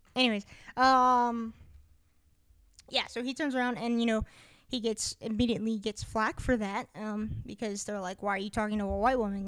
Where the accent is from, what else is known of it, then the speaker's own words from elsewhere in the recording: United States; we're American